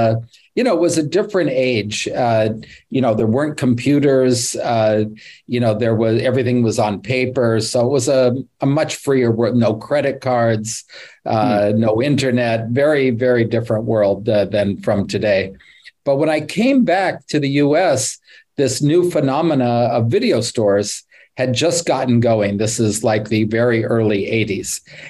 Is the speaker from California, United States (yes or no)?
yes; California, United States; I'm from Northern California.